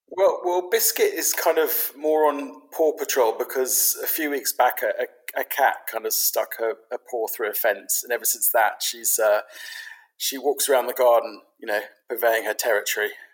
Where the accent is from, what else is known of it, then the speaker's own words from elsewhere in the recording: London, United Kingdom; I grew up in London. I grew up in London as a Londoner.